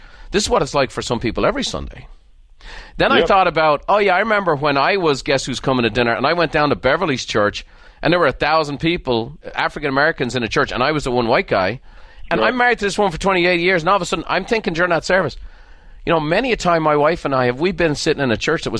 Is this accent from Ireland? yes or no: yes; Ireland; like I grew up in Ireland. There was no race issues in Ireland because we had no races.